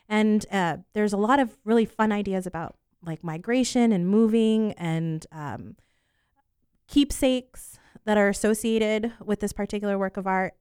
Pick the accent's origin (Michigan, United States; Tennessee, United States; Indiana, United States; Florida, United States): Florida, United States; Poinciana; also born or lived in New York; I was born in New York, and we lived in Poinciana until I was about fifteen years old